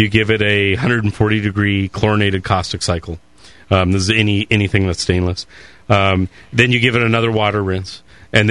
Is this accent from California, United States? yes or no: yes; California, United States; which I always say true, but that's because I'm from California.